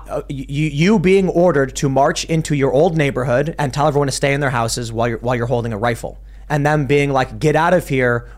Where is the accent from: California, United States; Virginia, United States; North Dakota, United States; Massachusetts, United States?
Virginia, United States; And the word United States does too, but I was born in Virginia, so I choose that word.